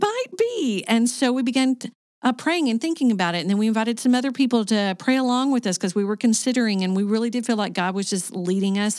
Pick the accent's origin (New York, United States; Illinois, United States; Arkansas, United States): Arkansas, United States; moved away as an adult; also born or lived in Michigan / Kentucky / Saint Petersburg, Florida / Sarasota, Florida; now in Cartersville, Georgia, United States; I was born in Michigan, but I was raised in Arkansas.